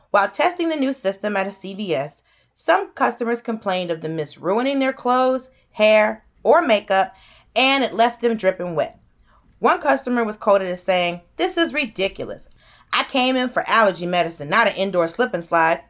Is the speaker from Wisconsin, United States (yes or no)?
no; Georgia, United States; I'm from Georgia, and I go to Alabama all the time